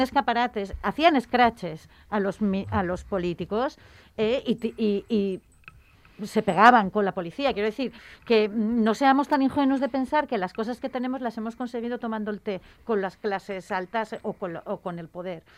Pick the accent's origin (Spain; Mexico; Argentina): Spain; Gijón, Asturias; yo vengo de Sisión. O sea, mi infancia he visto la mitad de Sisión en llamas